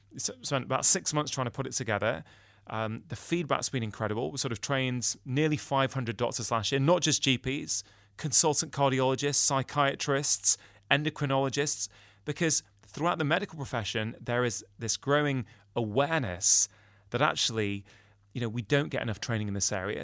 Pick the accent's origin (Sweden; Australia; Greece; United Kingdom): United Kingdom; I'm a Brit